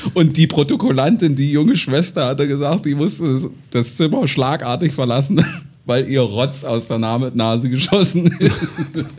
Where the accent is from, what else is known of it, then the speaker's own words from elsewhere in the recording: Gräfenhainichen, Saxony-Anhalt, Germany; bei uns in Gräfenhainichen